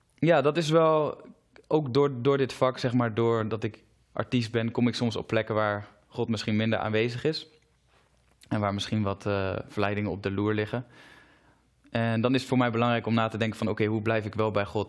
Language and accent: Dutch; Zutphen, Gelderland, Netherlands; Ik kom zelf uit Zutphen